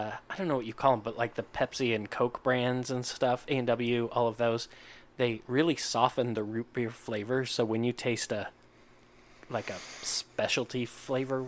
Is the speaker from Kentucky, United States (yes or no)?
yes; Louisville, Kentucky, United States; I grew up in Kentucky, in Louisville, Kentucky